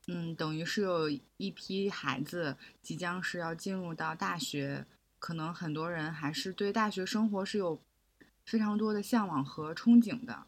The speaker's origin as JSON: {"language": "Chinese", "country": "China", "also_born_or_lived": "Hong Kong", "moved": "as an adult", "said": "因为我是内地人"}